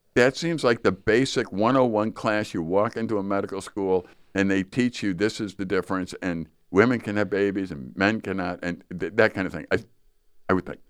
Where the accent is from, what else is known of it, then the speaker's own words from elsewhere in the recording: Chicago, Illinois, United States; moved away; I grew up in Chicago